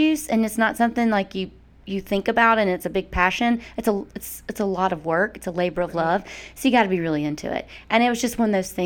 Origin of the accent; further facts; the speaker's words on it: Mississippi, United States; moved away as an adult; also born or lived in Atlanta, Georgia; now in Athens, United States; I'm from Mississippi